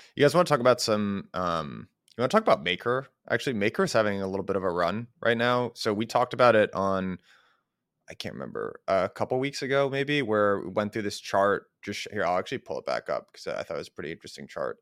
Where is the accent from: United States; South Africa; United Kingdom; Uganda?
United States; as an American, like, a young American